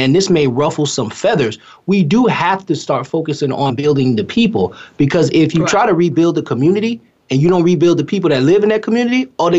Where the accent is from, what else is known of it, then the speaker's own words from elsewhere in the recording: Newburgh, New York, United States; I'm from Newburgh, New York.